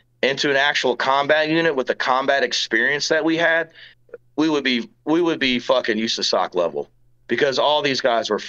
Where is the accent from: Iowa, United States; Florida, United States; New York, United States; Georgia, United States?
Georgia, United States; moved away as an adult; also born or lived in Tennessee; now in Arizona, United States; I grew up in Georgia